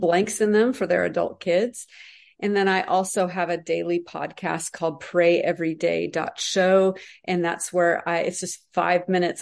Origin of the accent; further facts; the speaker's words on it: United States; us as American Christians